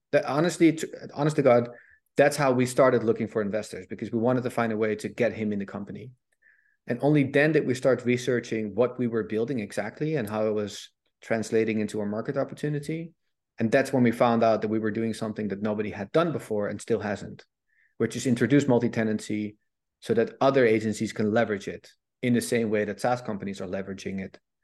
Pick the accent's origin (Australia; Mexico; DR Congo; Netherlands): Netherlands; I'm Dutch, I'm from Holland